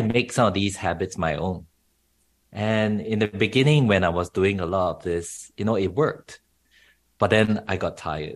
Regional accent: Singapore; moved away as an adult; now in Australia; I grew up in Asia, in Singapore specifically

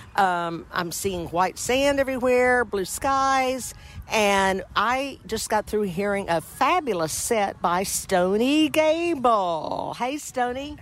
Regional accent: Texas, United States; I'm a Texan

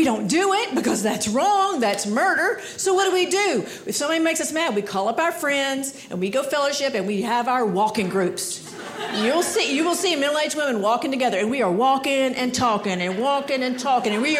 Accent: Georgia, United States; now in Maine, United States; I live in Maine, but I grew up in Georgia

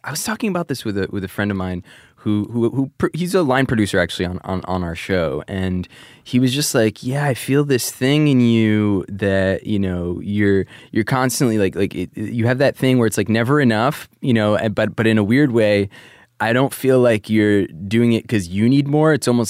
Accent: New Jersey, United States; also born or lived in New York; growing up in Jersey and New York in the early O's

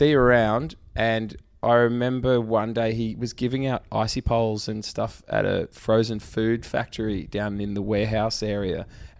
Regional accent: Geelong, Victoria, Australia; also born or lived in Melbourne; born, bred Geelong, grew up 150 metres from Cadinia Park.

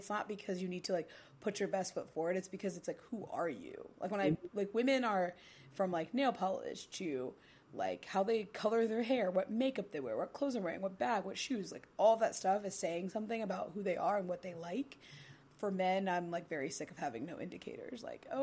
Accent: Ohio, United States; now in New York City, United States; I grew up in Ohio

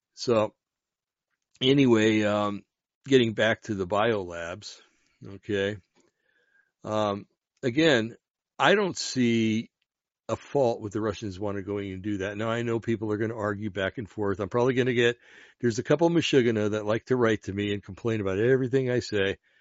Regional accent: New Jersey, United States; I come from New Jersey, an Italian community in Jersey

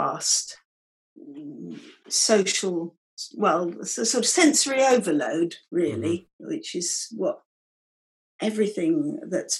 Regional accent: Norfolk, East of England, United Kingdom; I grew up in Norfolk, so the Norfolk Broads featured quite strongly in my childhood

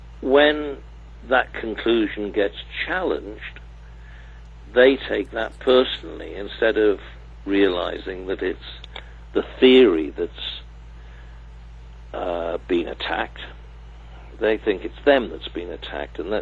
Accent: Cardiff, Wales, United Kingdom; having been born and bred in Cardiff

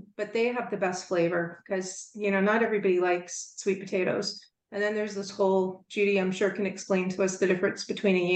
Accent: the South, United States; I'm from the South, so we make a cornbread dressing every year

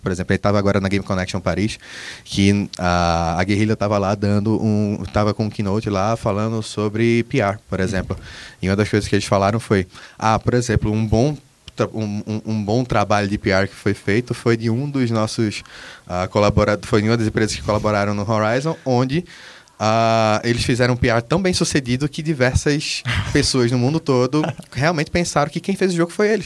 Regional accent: Brazil; Nós somos brasileiros

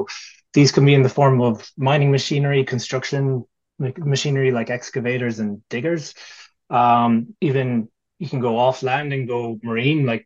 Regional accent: Ireland; we're Irish

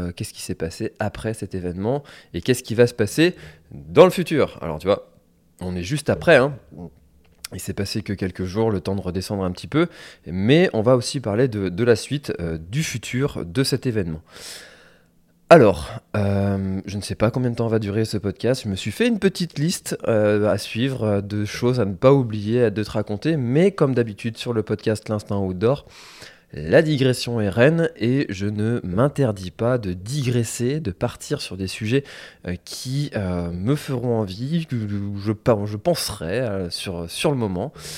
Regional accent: Telgruc-sur-Mer, Brittany, France; je suis originaire de Telgruc, donc qui est une des communes de la presqu'île de Crozon.

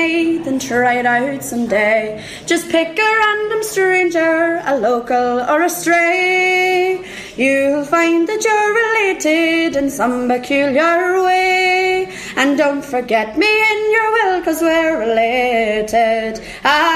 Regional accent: Monaghan, County Monaghan, Ireland; I am from Monaghan

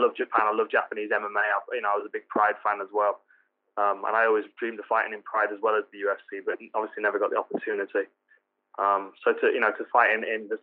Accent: Nottingham, East Midlands, United Kingdom; my hometown, Nottingham

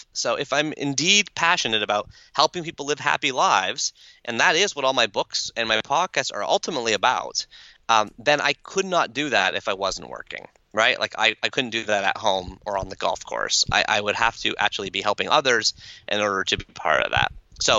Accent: Canada; accent: Canadian; That's my Canadian accent.

